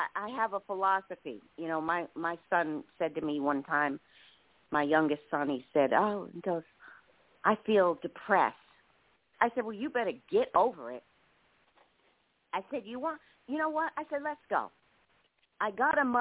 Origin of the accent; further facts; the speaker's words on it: New York City, New York, United States; I'm from Brooklyn and, you know, I was raised, you know, a rough way.